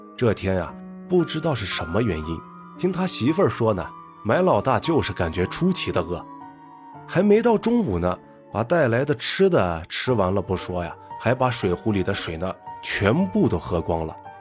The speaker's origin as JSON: {"language": "Chinese", "region": "Gansu", "country": "China", "tie": "born or raised there", "said": "我的老家。 甘肃一个四面环山的小县城里。因为老家地处偏僻，再加上信息闭塞，所以呢，造成了经济和文化呢，都相对比较落后"}